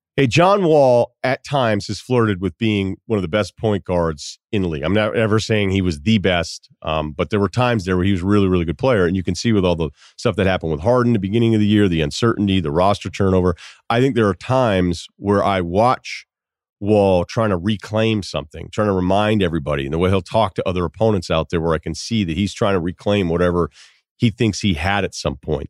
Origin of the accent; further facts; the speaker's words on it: Massachusetts, United States; moved away; also born or lived in Vermont; I don't feel like I'm from Vermont, but Vermont will claim you. I'm, you know, I feel like I'm from Massachusetts